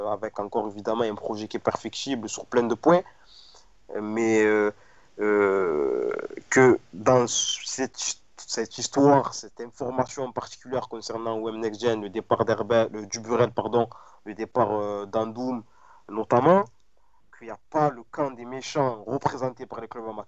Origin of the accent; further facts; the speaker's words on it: Marseille, Provence-Alpes-Côte d'Azur, France; alors que je suis Marseillais, supporter